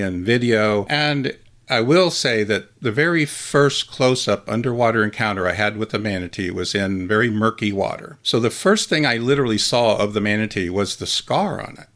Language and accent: English; Midwest, United States; I grew up in the Midwest